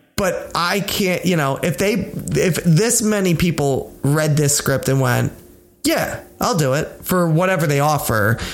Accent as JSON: {"language": "English", "country": "United States", "said": "I'm American."}